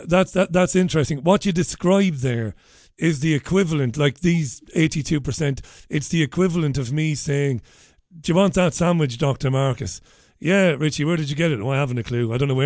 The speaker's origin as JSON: {"language": "English", "country": "Ireland", "said": "as an Irish journalist"}